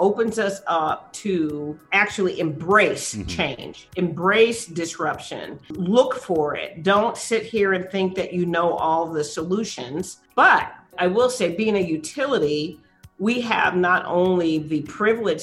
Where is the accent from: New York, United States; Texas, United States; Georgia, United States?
Texas, United States; San Antonio; born or raised there